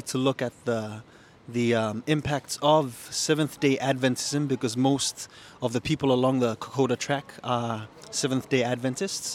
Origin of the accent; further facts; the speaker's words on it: Papua New Guinea; I am actually from Papua New Guinea, which is just north of Australia